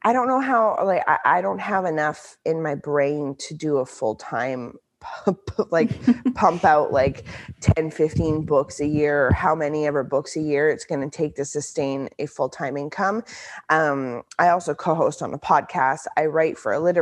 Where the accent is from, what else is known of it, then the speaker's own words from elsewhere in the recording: central Canada, Canada; I'm from the central part of Canada